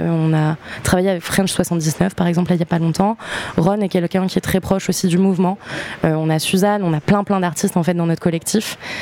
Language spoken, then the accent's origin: French; New Caledonia; moved away; also born or lived in Montauban, France; j'ai grandi en Nouvelle-Calédonie